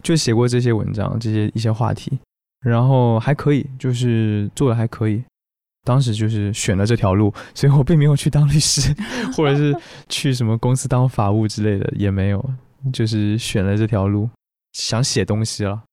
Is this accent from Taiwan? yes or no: yes; Taiwan; accent: Taiwanese; 我是台湾人